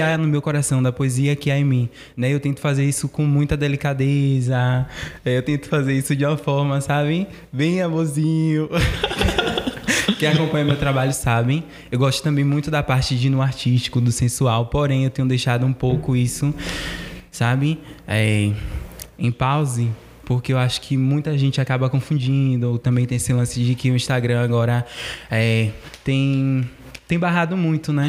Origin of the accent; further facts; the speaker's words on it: Cidade Baixa, Ribeira, Bahia, Brazil; sou da Cidade Baixa, Ribeira